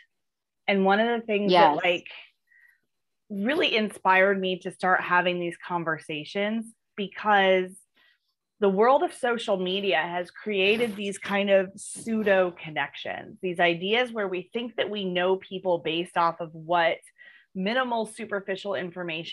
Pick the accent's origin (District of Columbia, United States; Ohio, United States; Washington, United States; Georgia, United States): Ohio, United States; moved away; also born or lived in Arizona; I grew up in Ohio, and I've lived in Ohio and I've lived in Arizona.